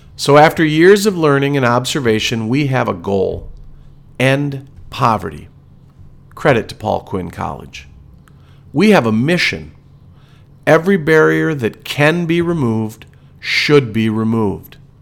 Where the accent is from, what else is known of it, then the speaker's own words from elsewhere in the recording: Wisconsin, United States; We are from Wisconsin